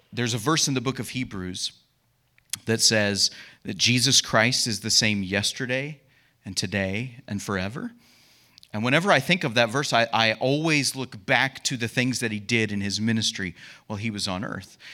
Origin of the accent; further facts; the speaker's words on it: United States; being an American